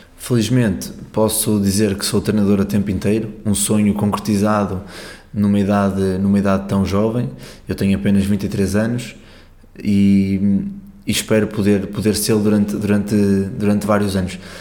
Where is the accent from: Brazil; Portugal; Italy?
Portugal; Porto, Norte; eu sou do Porto, joguei basquete até aos 18 anos